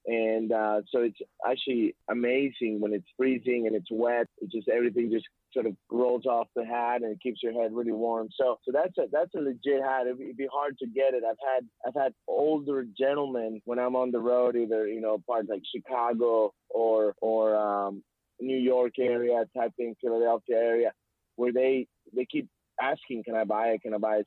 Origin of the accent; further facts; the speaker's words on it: Mexico; now in United States; I'm from Mexico